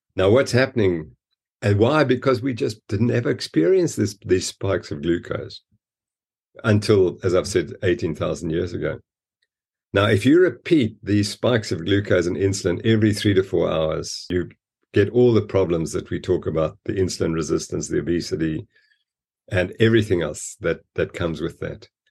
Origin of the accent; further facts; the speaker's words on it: Zimbabwe; now in South Africa; I was born in Rhodesia, Zimbabwe, which had fantastic ranches